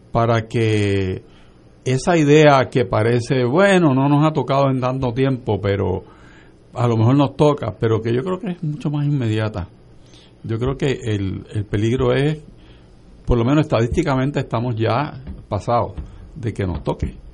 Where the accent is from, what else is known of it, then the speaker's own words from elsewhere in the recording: Aguadilla, Puerto Rico; En de donde yo vengo, que es Aguadilla del Oeste